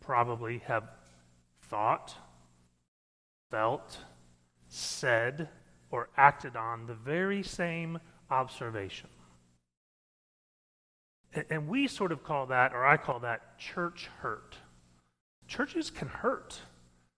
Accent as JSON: {"language": "English", "region": "Missouri", "country": "United States", "tie": "born or raised there", "said": "I grew up in Missouri"}